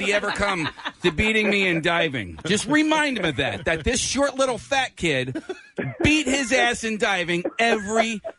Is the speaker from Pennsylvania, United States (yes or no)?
yes; Strath Haven School District, Pennsylvania, United States; I'm an O'Hara guy, but I grew up in the Strathaven School District, so I'm very, very familiar with, you know, with the area and the school district.